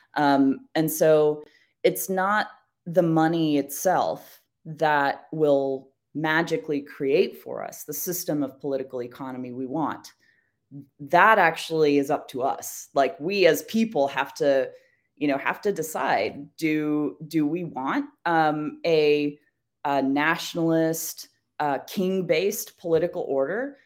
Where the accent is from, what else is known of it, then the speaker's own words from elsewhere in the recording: United States; as an American